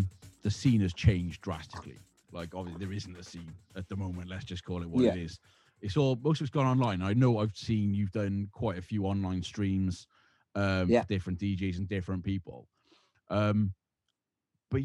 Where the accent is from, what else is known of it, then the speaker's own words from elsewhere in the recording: Cardiff, Wales, United Kingdom; I'm from the Cardiff end